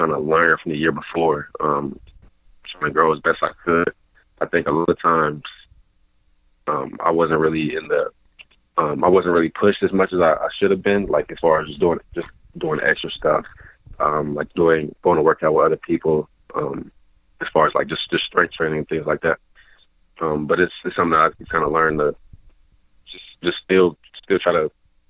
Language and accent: English; Oakland, California, United States; I grew up in Oakland